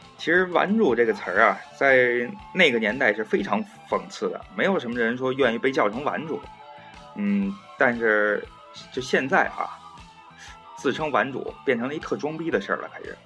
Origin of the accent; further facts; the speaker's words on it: Beijing, China; 我本人啊，我打小在这个 前门，前门外那边儿，就是几辈儿人都在那边儿住，就是大栅栏儿那儿